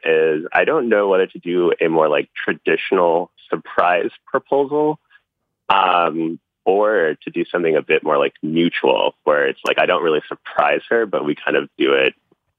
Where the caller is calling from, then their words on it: Hampton, Virginia, United States; I'm calling from Hampton, Virginia.